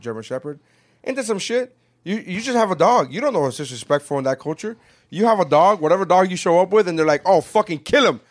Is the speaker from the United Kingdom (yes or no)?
no; Nicaragua; now in United States; I'm from Nicaragua